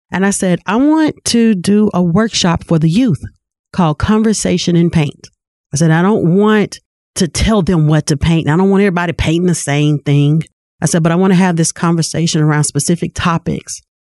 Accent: Lewisville, Arkansas, United States; I was born and raised in Louisville, Arkansas.

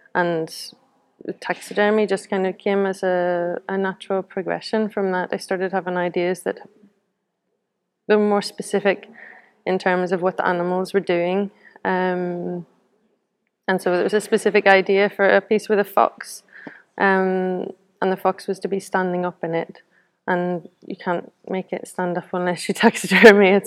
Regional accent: Belfast, Northern Ireland, United Kingdom; now in Newcastle upon Tyne, United Kingdom; I'm from from Belfast originally, but I live in Newcastle upon Tyne now, Gateshead.

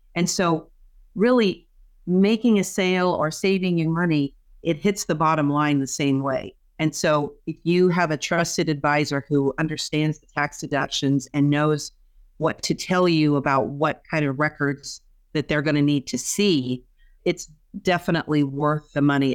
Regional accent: Kansas, United States; moved away as an adult; also born or lived in Saint Louis, Missouri; now in Nebraska, United States; I grew up in Kansas

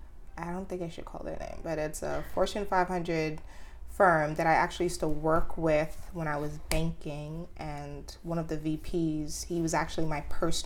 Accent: Jamaica; moved away; So I come from a cooking family. Like, I was born and raised in Jamaica. Mm-hmm. I was raised on a farm.

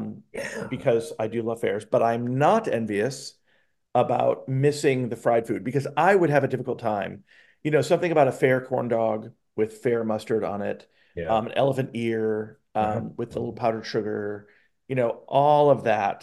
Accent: South Florida, United States; moved away; growing up in South Florida as I did

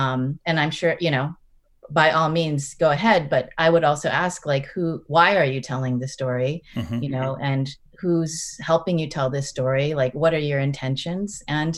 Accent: United States; first language English; also born or lived in Korea; even though I was born and raised in the United States, English is my first language.

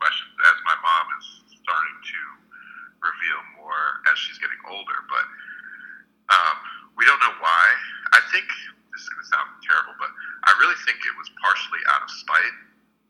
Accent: Maine, United States; born or raised there; also born or lived in Jamaica / Canada

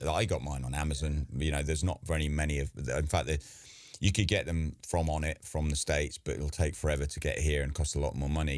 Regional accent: England, United Kingdom; I'm English

